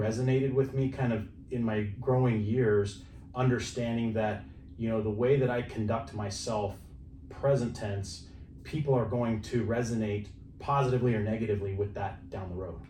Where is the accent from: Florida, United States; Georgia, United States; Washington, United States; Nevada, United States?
Nevada, United States; Reno; moved away as an adult; now in San Diego, United States; born and raised there.